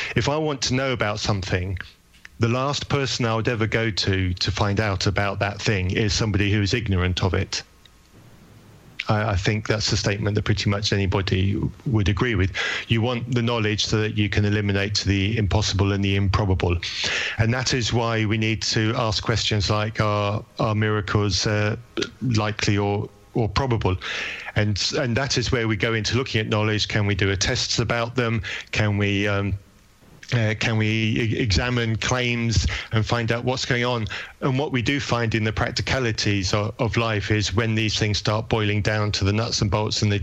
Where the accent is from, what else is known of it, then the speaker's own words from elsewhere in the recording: England, United Kingdom; I'm English